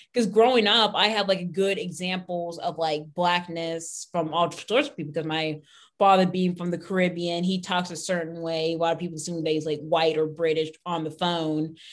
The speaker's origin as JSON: {"language": "English", "area": "Pennsylvania", "region": "Ohio", "country": "United States", "tie": "born or raised there", "said": "we grew up in Ohio, Pennsylvania"}